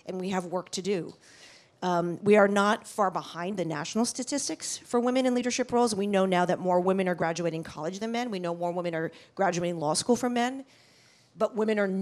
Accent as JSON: {"language": "English", "town": "New York City", "region": "New York", "country": "United States", "tie": "born or raised there", "said": "I grew up in New York City"}